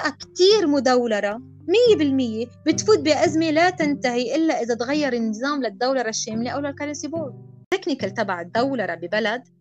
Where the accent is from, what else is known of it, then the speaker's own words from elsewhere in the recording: Lebanon; نحن بلد لبناني ميدل إيست عربي بنحكي عربي